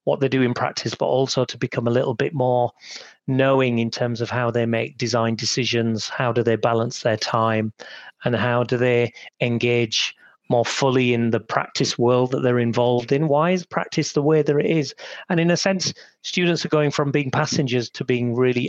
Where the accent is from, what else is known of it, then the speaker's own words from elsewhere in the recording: Huddersfield, Yorkshire and the Humber, United Kingdom; also born or lived in Sheffield; I was born in Huddersfield in 1969. To migrant Punjabi parents.